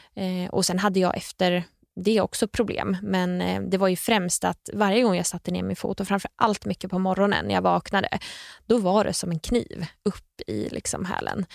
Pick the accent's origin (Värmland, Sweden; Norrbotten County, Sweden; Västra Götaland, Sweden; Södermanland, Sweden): Södermanland, Sweden; Nyköping; Jag är från Nyköping